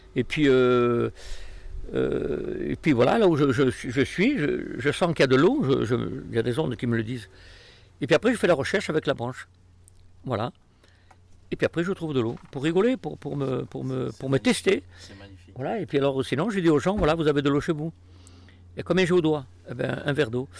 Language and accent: French; Corsica, France; nous, les Corses